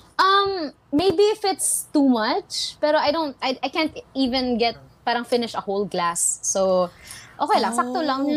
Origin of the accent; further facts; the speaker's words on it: Bisaya, Visayas, Philippines; Tagalog is a second language; being Bisaya, mas language ko lang din po talaga kasi ang English rather than Tagalog